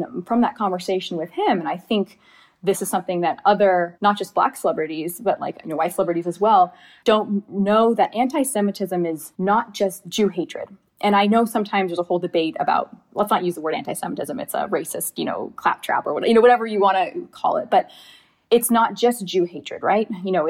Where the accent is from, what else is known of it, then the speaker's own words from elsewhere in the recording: Thousand Oaks, California, United States; I grew up in Southern California, and there's a large Jewish population in Los Angeles. I grew up about 45 minutes north of Los Angeles in the Caneo Valley, town called Thousand Oaks.